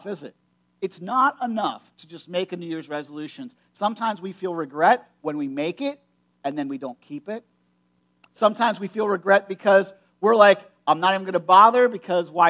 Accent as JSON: {"language": "English", "country": "United States", "tie": "born or raised there", "said": "I grew up in Perry County"}